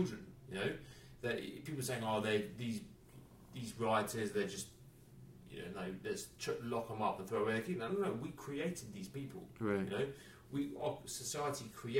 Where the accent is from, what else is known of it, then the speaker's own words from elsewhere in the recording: England, United Kingdom; I'm from England